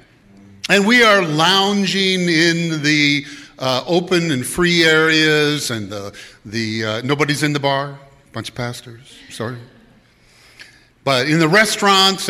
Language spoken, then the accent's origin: English; Madison, Wisconsin, United States; I grew up around Madison.